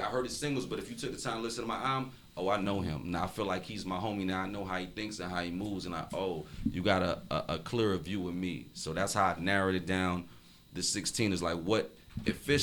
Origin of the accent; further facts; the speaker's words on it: Miami, Florida, United States; I'm from Liberty City